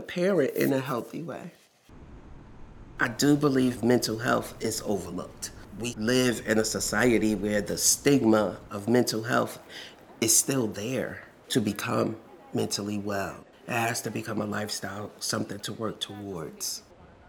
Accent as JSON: {"language": "English", "town": "Newark", "region": "New Jersey", "country": "United States", "tie": "born or raised there", "also_born_or_lived": "Irvington, New Jersey / Maplewood, New Jersey / Rahway, New Jersey", "said": "I was born and raised in Newark, in Irvington, New Jersey, and I raised my daughter in Maplewood, New Jersey"}